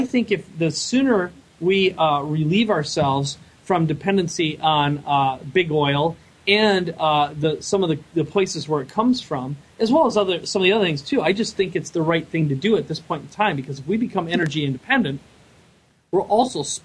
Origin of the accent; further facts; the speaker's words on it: Minnesota, United States; now in San Diego, United States; I live in San Diego now. I'm originally from Minnesota.